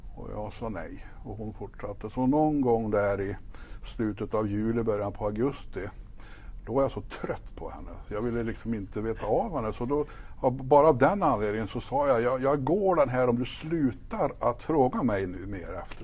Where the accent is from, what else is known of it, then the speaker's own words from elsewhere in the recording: Ekshärad, Värmland, Sweden; moved away; also born or lived in Stockholm / Kil; jag är född och uppvuxen uppe i Ekshärad, eh, norra Värmland